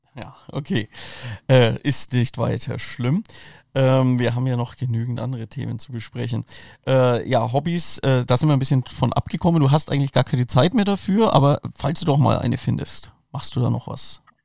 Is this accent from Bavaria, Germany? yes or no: yes; Franconia, Bavaria, Germany; ich bin aus Franken